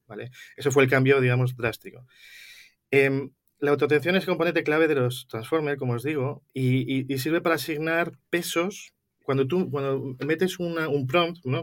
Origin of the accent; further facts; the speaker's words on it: Madrid, Community of Madrid, Spain; yo soy originario de Madrid, soy lo que se llama eh, un, gato